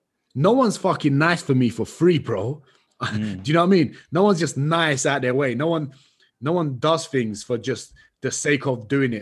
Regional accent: London, United Kingdom; Where are you from? London. No way. Whereabouts? Where in London? I'm a London boy. Talk to me.

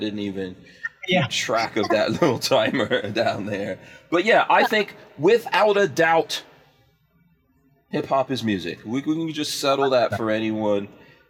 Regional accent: Far Rockaway, New York, United States; I grew up in Far Rockaway, which is Queens.

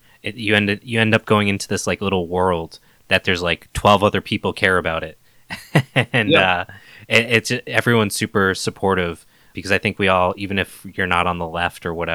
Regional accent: New England, United States; we're from New England

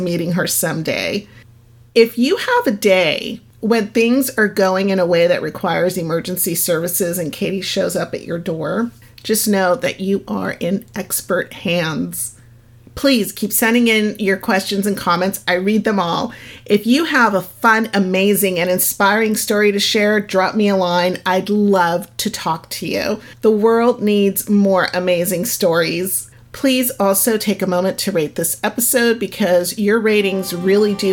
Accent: Lomita, California, United States; We finally settled down fairly early on when my parents moved to Lomita, and I consider that my hometown

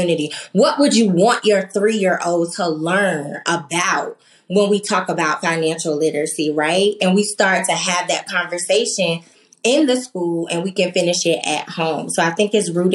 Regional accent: Norfolk, Virginia, United States; moved away; I grew up in Norfolk, Virginia, and I remember my elementary school being this just place of community and trust

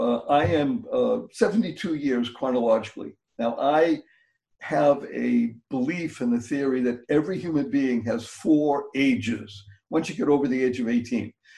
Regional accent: Boston, Massachusetts, United States; also born or lived in Amsterdam; I came back to my hometown, which is Boston

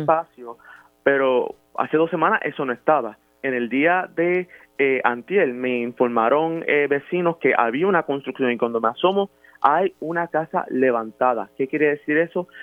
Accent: Puerto Rico; yo soy nacido y aquí en el Barrilote

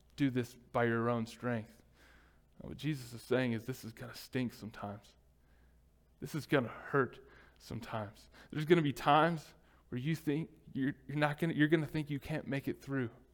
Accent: United States; as Americans, especially as an American church

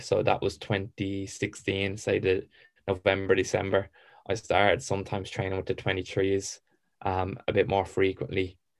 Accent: Ireland; also born or lived in England; I loved being Irish

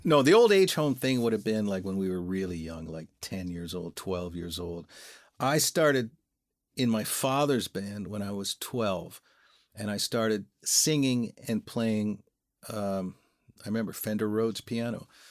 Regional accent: Welland, Ontario, Canada; also born or lived in Toronto; we're from Welland. We grew up in Welland.

